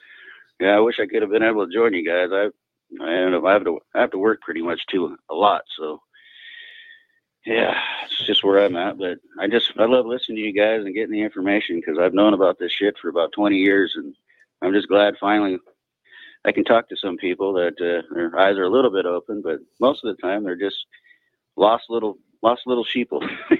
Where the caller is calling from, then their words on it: Yuma, Arizona, United States; Oh, I'm in Arizona. Okay. Yuma. Yeah, where all that sheriff stuff is going on, so it's kind of interesting.